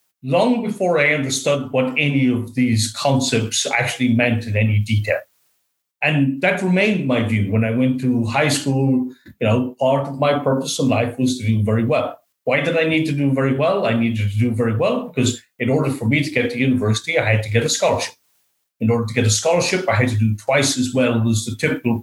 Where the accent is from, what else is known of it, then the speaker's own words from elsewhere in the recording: Sligo, Connacht, Ireland; moved away as an adult; also born or lived in Australia; now in Auckland, New Zealand; I grew up in Sligo in the west of Ireland.